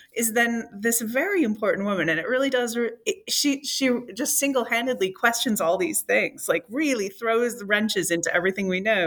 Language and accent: English; Michigan, United States; I, as a Michigander, I don't think I'll ever sound like a Floridian